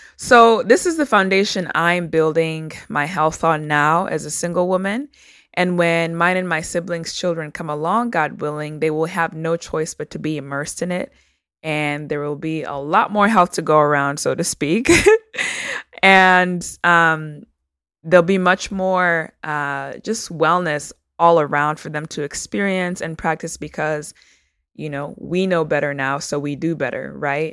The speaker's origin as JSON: {"language": "English", "country": "Uganda", "tie": "born or raised there", "moved": "yes", "lives_now": "United States", "said": "I am a first generation Ugandan American immigrant. So I was born in Uganda"}